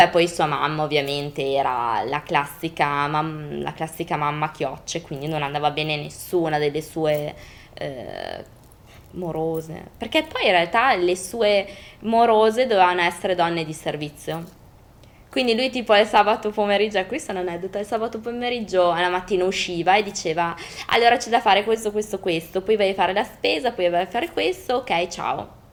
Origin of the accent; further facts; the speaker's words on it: Parma, Emilia-Romagna, Italy; …, …, perché sono di Parma